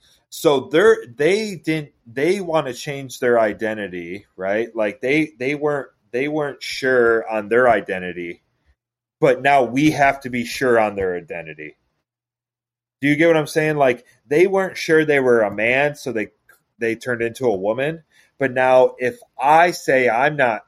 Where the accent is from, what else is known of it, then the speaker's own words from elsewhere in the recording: Seneca Falls, New York, United States; where I grew up in New York, birthplace of women's rights, right? Like Seneca Falls, New York